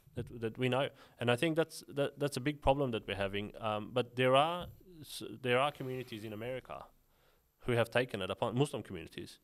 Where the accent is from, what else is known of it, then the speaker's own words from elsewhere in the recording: Sydney, New South Wales, Australia; when I was growing up in Sydney, Western Sydney